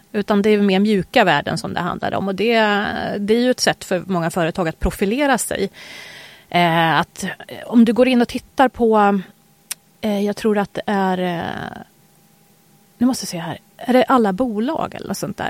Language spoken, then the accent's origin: Swedish; Sweden; född i Sverige